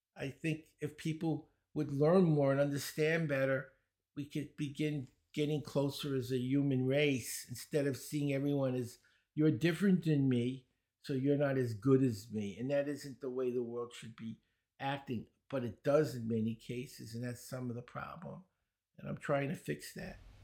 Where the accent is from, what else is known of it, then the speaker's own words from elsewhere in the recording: New York City, New York, United States; accent: Brooklyn; I grew up in Brooklyn. You might notice, uh, I have a Brooklyn accent